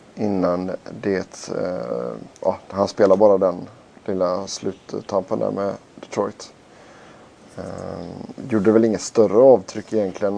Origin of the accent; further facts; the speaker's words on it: Sweden; vi var från Sverige